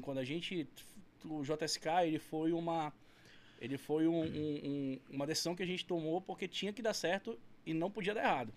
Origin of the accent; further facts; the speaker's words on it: Carauari, Amazonas, Brazil; also born or lived in Manaus; Nasci em Carauari